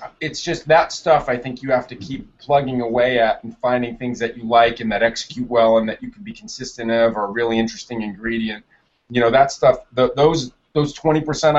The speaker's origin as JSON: {"language": "English", "town": "Springfield", "region": "Massachusetts", "country": "United States", "tie": "born or raised there", "said": "I'm from Springfield, Mass."}